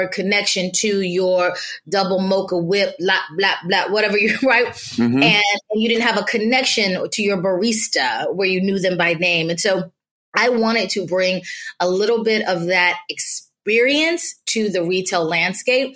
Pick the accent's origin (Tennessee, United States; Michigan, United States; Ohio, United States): Tennessee, United States; Nashville; moved away; growing up in Nashville